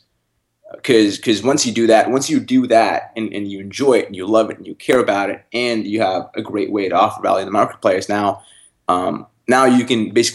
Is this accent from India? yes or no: yes; North India, India; now in Canada; I grew up in North India